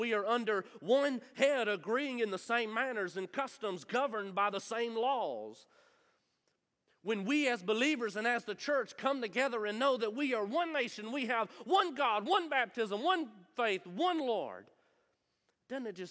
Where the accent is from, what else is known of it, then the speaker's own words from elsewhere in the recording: Munford, United States; I'm from Munford. There's nothing royal in Munford. I promise you that. I'm from there. I can say it. I that's okay. I grew up there